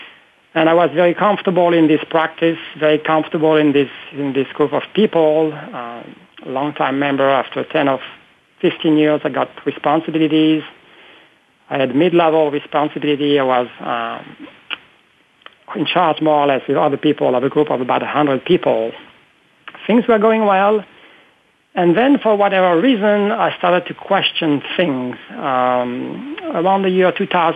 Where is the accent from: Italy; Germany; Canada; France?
France; English is a second language; moved away as an adult; now in United States; I was born in France some years ago, as I said, and I've been now living in the U.S. for almost 25 years